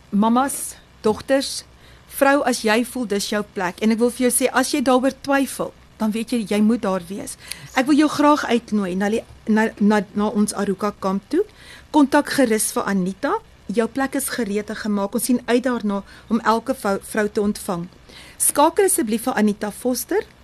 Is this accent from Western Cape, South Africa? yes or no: no; Barberton, Mpumalanga, South Africa; Okay, so ek is ek is van die ek is van Barberton.